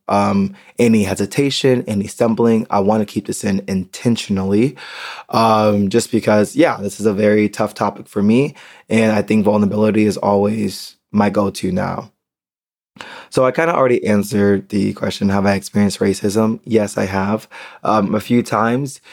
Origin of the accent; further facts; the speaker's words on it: United States; moved away as an adult; now in Berlin, Germany; I'm American